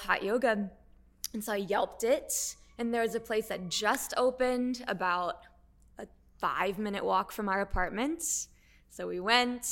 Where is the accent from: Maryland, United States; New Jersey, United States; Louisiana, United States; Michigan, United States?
Louisiana, United States; so I'm from Louisiana